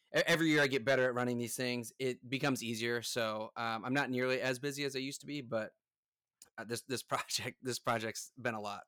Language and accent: English; United States; I'm from the United States